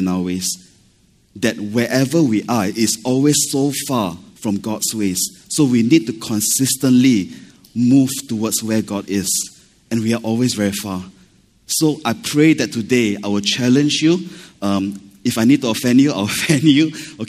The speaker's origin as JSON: {"language": "English", "country": "Malaysia", "moved": "yes", "lives_now": "Singapore", "said": "I'm Malaysian"}